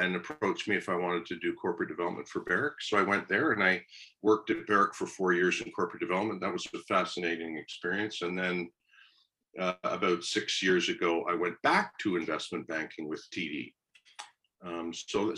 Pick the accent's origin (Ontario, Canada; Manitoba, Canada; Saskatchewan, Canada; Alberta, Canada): Ontario, Canada; Kingston; I grew up in Kingston, right across the road from Queen's